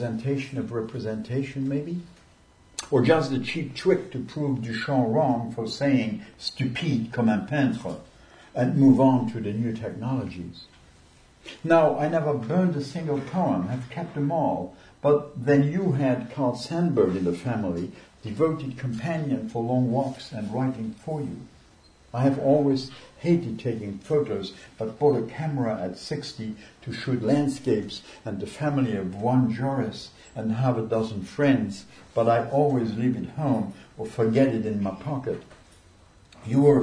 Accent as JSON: {"language": "English", "country": "Luxembourg", "first_language": "Luxembourgish", "second_language": "English", "moved": "yes", "said": "I'm from Luxembourg originally, and my mamalashin, my mother tongue is Luxembourgish"}